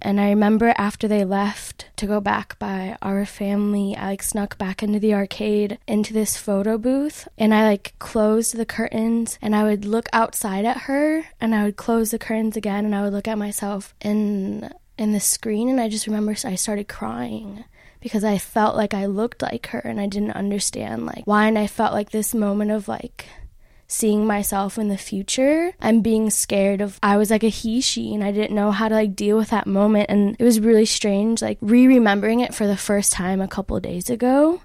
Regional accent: Chicago, Illinois, United States; now in State College, United States; originally from Chicago

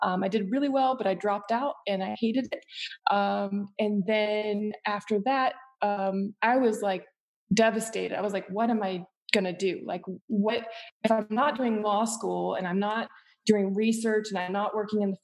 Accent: Appalachia, West Virginia, United States; moved away as an adult; also born or lived in Northfield, Minnesota; I grew up in Appalachia, West Virginia, like in the mountains of Appalachia

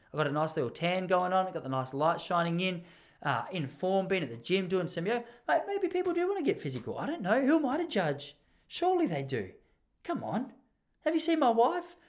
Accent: Melbourne, Victoria, Australia; I'm from Mel-, I'm just from Melbourne.

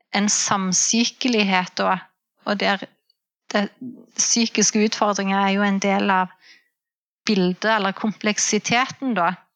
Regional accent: Jæren, Rogaland, Norway; moved away as an adult; now in Namsos, Norway; Jeg er opprinnelig fra Rogaland, fra Jæren. Eh, men vi flytta til Namsos i 2010.

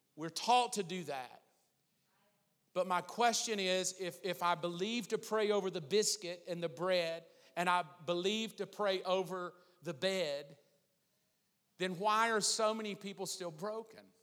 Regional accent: the South, United States; growing up in the South, growing up in church

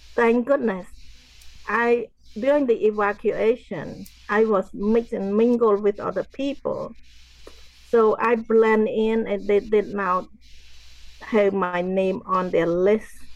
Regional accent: Cambodia; now in United States; growing up in Cambodia

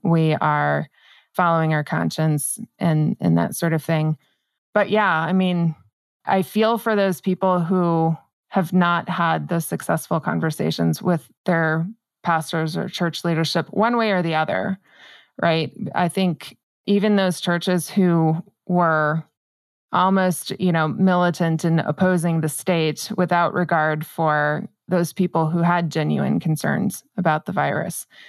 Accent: New Mexico, United States; I'm born and raised in New Mexico

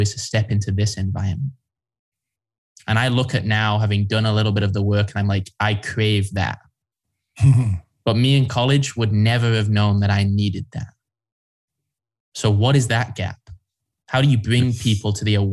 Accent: England, United Kingdom; moved away; also born or lived in United States; being an English kid in the US

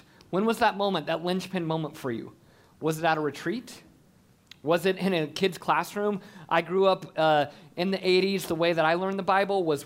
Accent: Colorado Springs, Colorado, United States; I grew up in Colorado Springs

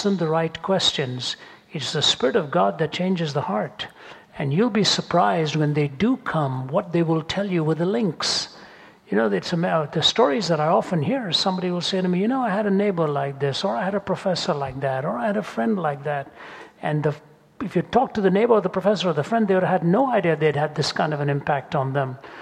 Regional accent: India; moved away; growing up in India

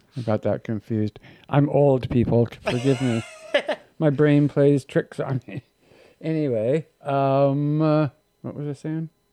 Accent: Victoria, British Columbia, Canada; moved away; growing up in Victoria

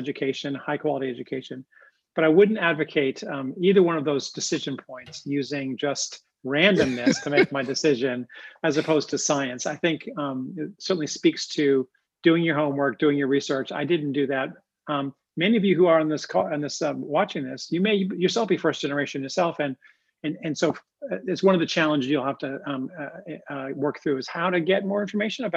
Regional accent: Long Island, New York, United States; I grew up in Long Island, New York.

